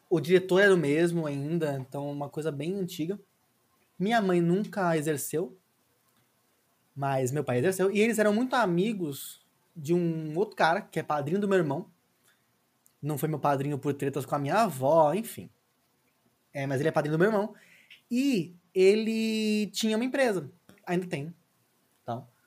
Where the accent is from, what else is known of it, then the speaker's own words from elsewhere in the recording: São Paulo, Brazil; accent: mineiro; Eu sou programador há 12 anos, eu sou de São Paulo. Uh, quando eu começo a ficar nervosa, rola um sotaque mineiro aí